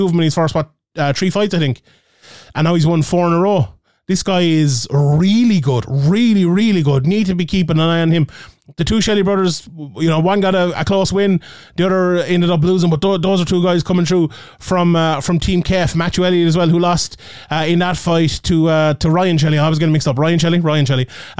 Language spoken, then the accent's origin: English; Ireland; my Irish bias